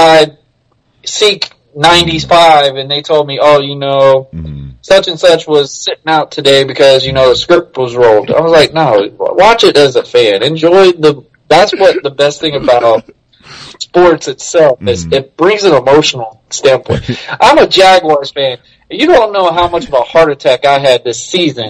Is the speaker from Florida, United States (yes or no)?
yes; Florida, United States; I'm from Florida